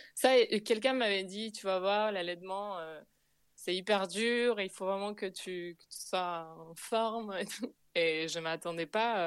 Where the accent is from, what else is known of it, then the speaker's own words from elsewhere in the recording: Buenos Aires, Argentina; French is a second language; moved away as an adult; now in Paris, France; chez moi, en Argentine